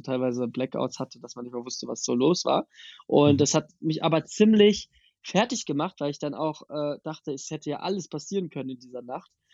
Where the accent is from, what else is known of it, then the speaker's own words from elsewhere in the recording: near Wiesbaden, Hesse, Germany; now in Berlin, Germany; aus der Nähe von Wiesbaden